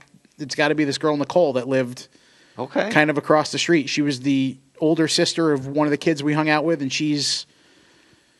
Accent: Connecticut, United States; I grew up in Connecticut

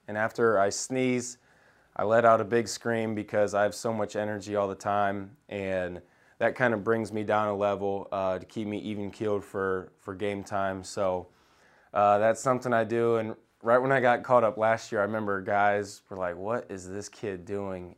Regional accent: Indiana, United States; I grew up in Indiana

